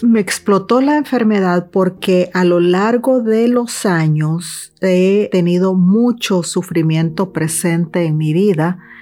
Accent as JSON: {"language": "Spanish", "country": "El Salvador", "tie": "born or raised there", "said": "de pequeña fui una niña que fue abusada sexualmente una niña que también eh, sufrió el impacto y los traumas de la guerra en mi país, El Salvador"}